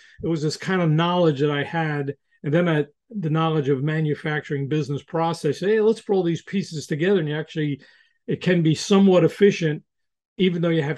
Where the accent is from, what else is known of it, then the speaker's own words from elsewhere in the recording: New York, United States; I'm from New York